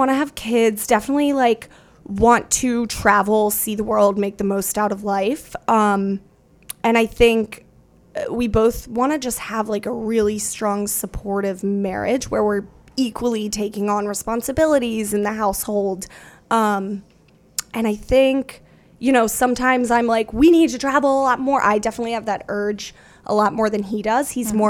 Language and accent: English; Winter Haven, Florida, United States; I grew up like in Florida, in Winter Haven, Florida, outside of Orlando.